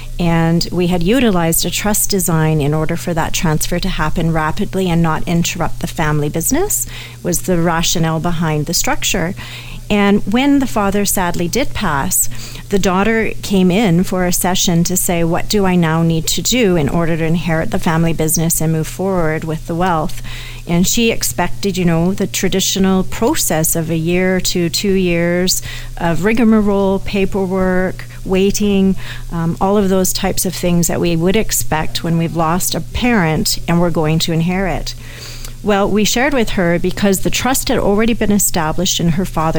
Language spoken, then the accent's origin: English; Canada; Even though I'm a Canadian, America has different legal systems than we do, as everyone knows. And so all of a sudden, I've put my own Canadian estate in jeopardy to, say, a liability.